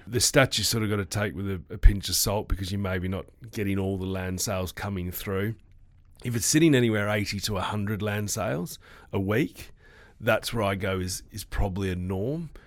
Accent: Sydney, New South Wales, Australia; moved away as an adult; now in Western Australia, Australia; I'm originally from the East Coast before I moved here twelve, thirteen years ago. I was calling, uh, the Sydney, which is my hometown

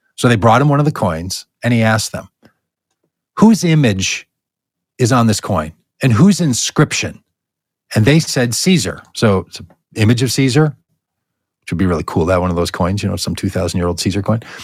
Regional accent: United States; my identity as an American citizen

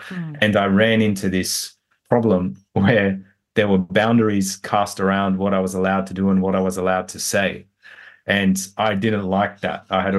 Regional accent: New South Wales, Australia; I was born in Western Sydney in a very poor area, and we didn't have much growing up. My parents came to Australia from Egypt just before I was born.

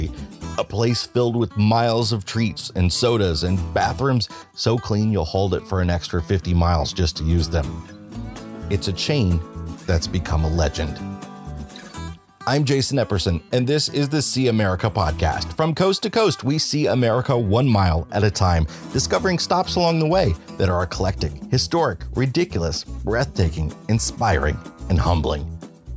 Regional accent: Midwest, United States; I'm from the Midwest, where if there's a convenience store chain that rises above all others, it's probably Quick Trip

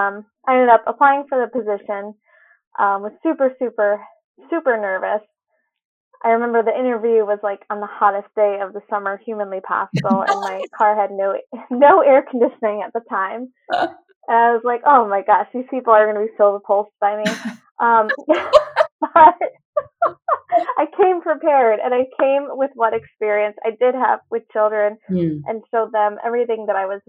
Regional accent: Newington, Connecticut, United States; I grew up in Newington, the town right next to West Hartford

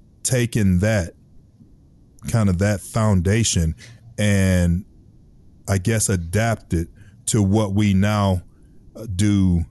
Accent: Detroit, Michigan, United States; I grew up in Detroit, Michigan. So growing up in the Midwest

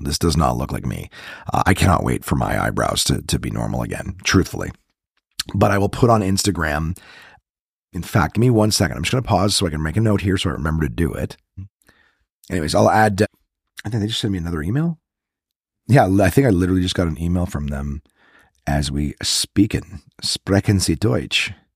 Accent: Ottawa, Ontario, Canada; I'm from Ro-, in Ottawa.

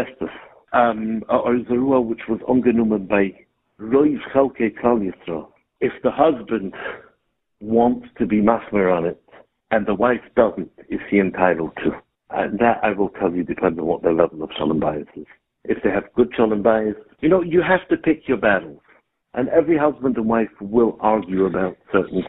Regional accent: Gateshead, North East England, United Kingdom; I was born in Gated. Yeah. And I grew up 5 houses down from

